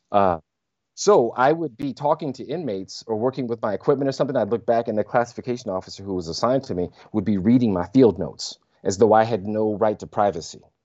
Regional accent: Southern California, United States; I was raised in California, but my sensibilities, Louisiana

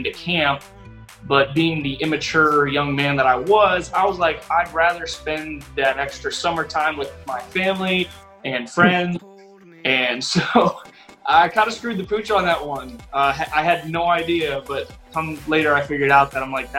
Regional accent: Ashburn, Virginia, United States; moved away; I grew up in Northern Virginia, Ashburn, Virginia

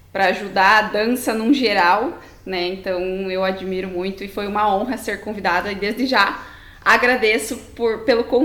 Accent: União da Vitória, Paraná, Brazil; tenho 25 anos e eu sou de uma cidade do interior do Paraná, União da Vitória.

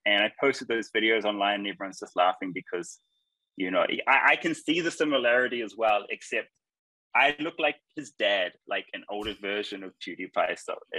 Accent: New Zealand; moved away as an adult; now in India; where I'm from New Zealand.

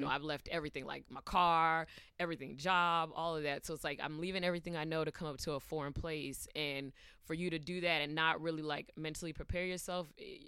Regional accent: California, United States; also born or lived in Georgia; now in New York City, United States; I'm originally from California, but Georgia's home for me.

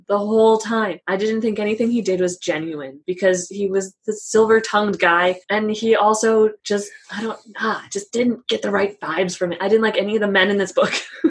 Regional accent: Fort Collins, Colorado, United States; moved away; also born or lived in Illinois; I grew up in Fort Collins.

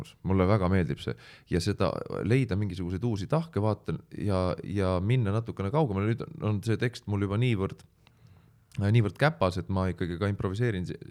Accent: Pärnu, Pärnu County, Estonia; ma olen pärnakas

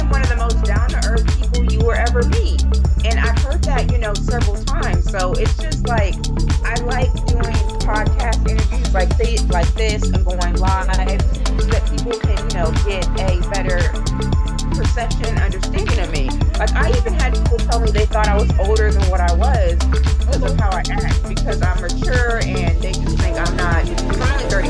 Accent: Pennsylvania, United States; now in Thomasville, United States; I grew up in Pennsylvania, so that's why I do not have a southern accent. Yes, I currently live in Thomasville, Georgia

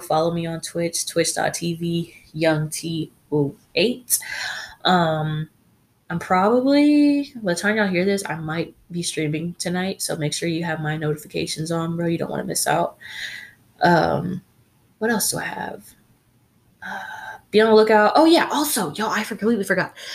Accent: United States; we are from America

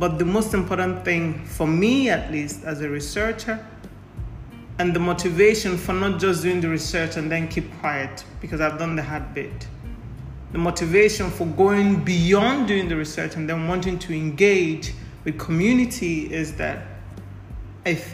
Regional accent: Nigeria; I'm Nigerian of Igbo descent

